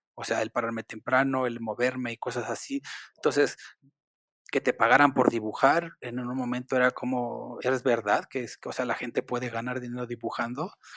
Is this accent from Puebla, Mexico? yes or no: no; Mexico City, Mexico; yo nací, y crecí en el barrio de Iztapalapa